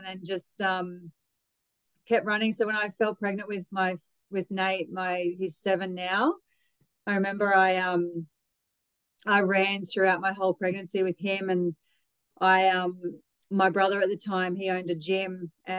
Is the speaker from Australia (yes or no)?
yes; Brisbane, Queensland, Australia; I was born in Brisbane, grew up in Ferny Grove.